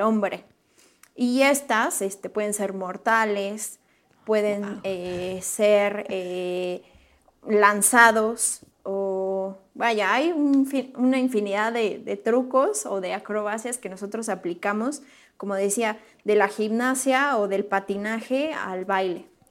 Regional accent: Morelia, Michoacán, Mexico; now in Querétaro, Mexico; yo soy originaria de Morelia, Michoacán y radico ahora en Querétaro

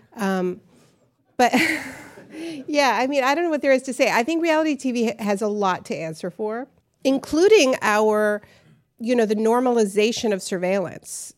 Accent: Canada; now in New York, United States; I'm from Canada, we're from New France

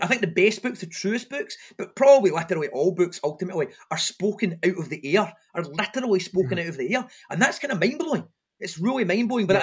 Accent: Airdrie, Scotland, United Kingdom; when I was growing up in Airdrie

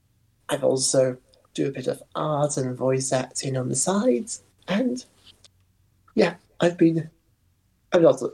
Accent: United Kingdom; As you can tell, I am British

